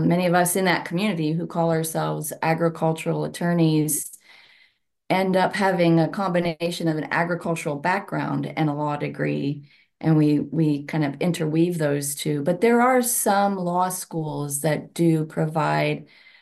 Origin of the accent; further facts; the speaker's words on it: Ohio, United States; also born or lived in Wyoming; I eventually worked my way here back to Ohio. I'm from Ohio